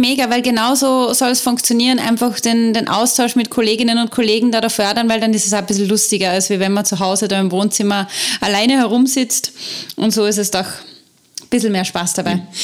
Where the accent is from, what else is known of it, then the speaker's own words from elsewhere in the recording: Austria; wie wir in Österreich sagen